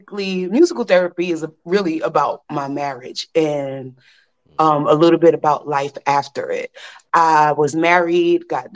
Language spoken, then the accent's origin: English; New York City, New York, United States; I'm born and raised in Brooklyn.